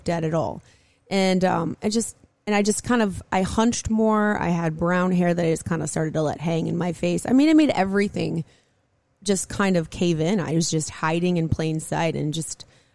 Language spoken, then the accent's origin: English; Minneapolis, Minnesota, United States; I grew up in Minneapolis